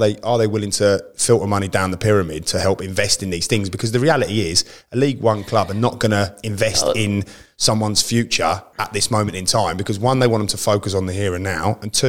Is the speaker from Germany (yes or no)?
yes; Germany; born there; I was actually born in Germany, so my father was in the forces.